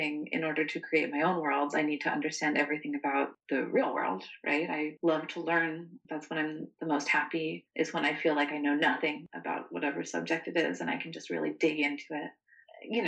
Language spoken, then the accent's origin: English; the South, United States; Growing up in the South, my dad used to take us around to a lot of battlefield graveyards and old historic homes.